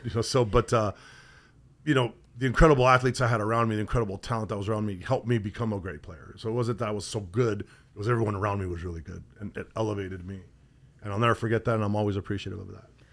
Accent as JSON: {"language": "English", "region": "Southern California", "country": "United States", "tie": "born or raised there", "moved": "yes", "said": "growing up in Southern California"}